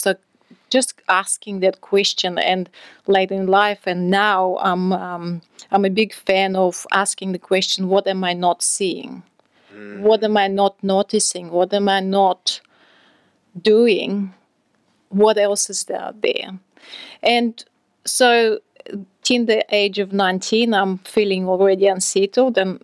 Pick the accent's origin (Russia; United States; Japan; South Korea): Russia; moved away as an adult; I'm from Russia originally.